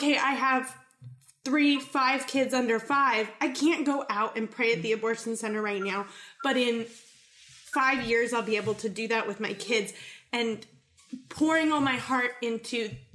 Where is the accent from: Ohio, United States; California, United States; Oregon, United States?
California, United States; I grew up in California